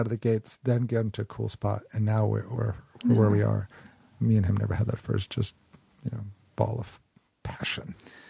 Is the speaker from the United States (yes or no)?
yes; Boston, Massachusetts, United States; moved away as an adult; also born or lived in New York; now in Los Angeles, United States; where I grew up in Boston, which is this just flat, gray, cold, sad place.